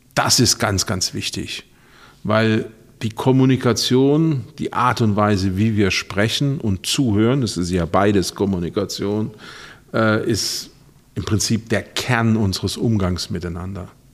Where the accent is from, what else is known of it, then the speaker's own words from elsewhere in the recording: Rhineland-Palatinate, Germany; ich komme ja aus der Pfalz